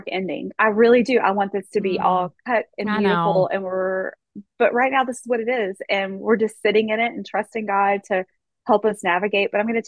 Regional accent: Kentucky, United States; we're from Kentucky and Jay's family, they're from Ohio

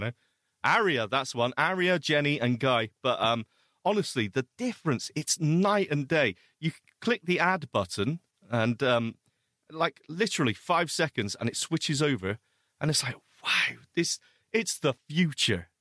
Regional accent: United Kingdom; we are British

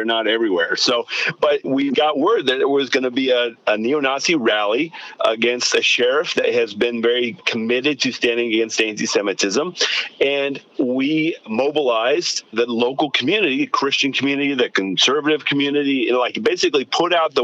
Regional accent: Seattle, Washington, United States; moved away; I grew up in Seattle

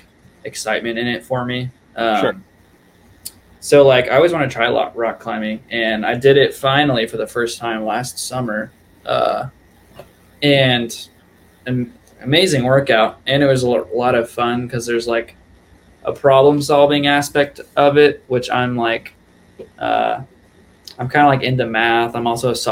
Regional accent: Indianapolis, Indiana, United States; moved away; that's where I grew up.

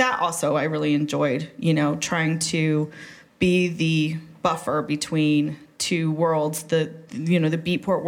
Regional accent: Pueblo, Colorado, United States; also born or lived in Boulder, Colorado; I grew up in Pueblo, right? So Pueblo is like, it's this old industrial steel town in Colorado.

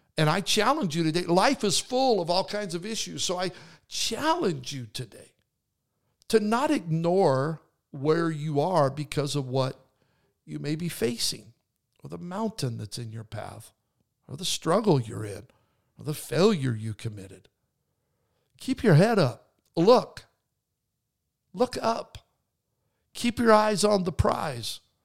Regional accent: Idaho, United States; moved away; I grew up in Idaho

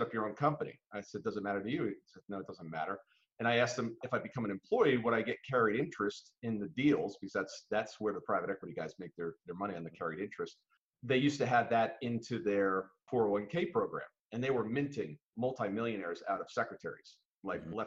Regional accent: New Jersey, United States; we grew up in New Jersey

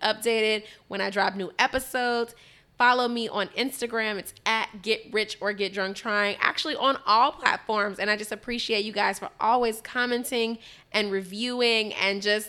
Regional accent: Chicago, Illinois, United States; I'm from Chicago

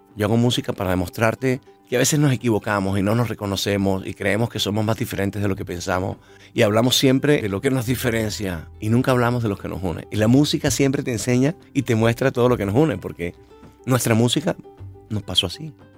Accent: Santa Marta, Magdalena, Colombia; yo soy de Santa Marta

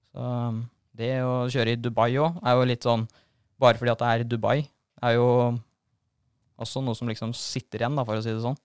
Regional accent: Norway; vokste jeg opp på Starmoen motorpark oppå der og kjørte motocross

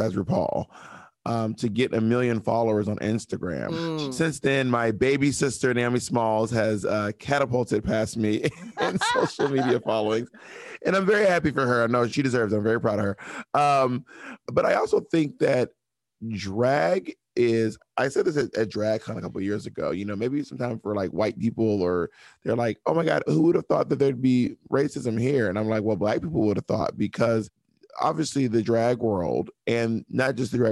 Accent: Georgia, United States; moved away; also born or lived in Alabama / Mississippi / Phenix City, Alabama / Opelika, Alabama; I lived most of my life between Georgia, Alabama, and Mississippi, mostly in Georgia

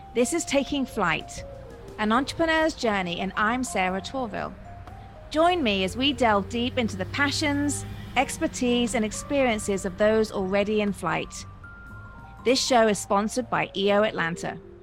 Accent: United Kingdom; moved away as an adult; also born or lived in London; now in Georgia, United States; being British

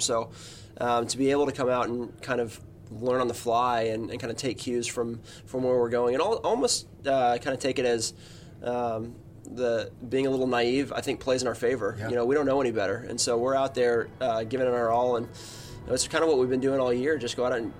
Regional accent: Atlanta, Georgia, United States; growing up in Atlanta

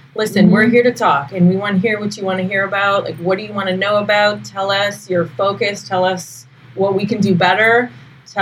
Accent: Canada; I'm a Canadian

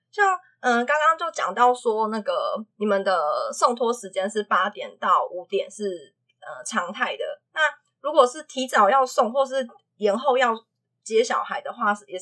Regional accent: Taiwan; 我们台湾的状况

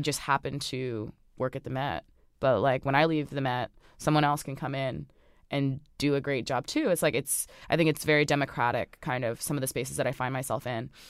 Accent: Orange, New Jersey, United States; I grew up on Sterling Avenue in Orange, New Jersey

